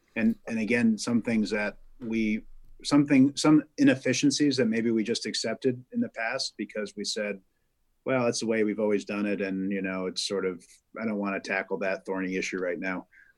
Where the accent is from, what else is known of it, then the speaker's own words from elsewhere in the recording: Vermont, United States; growing up in Vermont